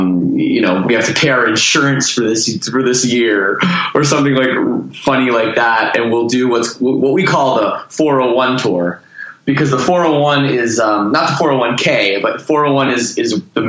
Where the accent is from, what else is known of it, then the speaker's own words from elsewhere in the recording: Toronto, Ontario, Canada; I'm from Toronto.